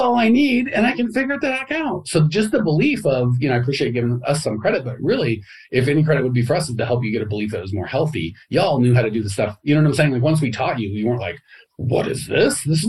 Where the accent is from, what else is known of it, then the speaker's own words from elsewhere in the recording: United States; growing up in America